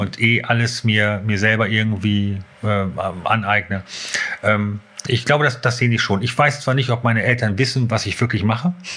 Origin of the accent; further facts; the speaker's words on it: Hanover, Lower Saxony, Germany; moved away; in Hannover. Und äh, ja, aber schon so da, wo ich, wo ich groß geworden bin